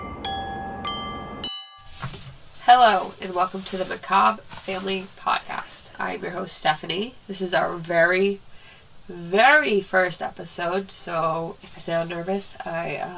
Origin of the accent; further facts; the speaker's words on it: New England, United States; growing up in New England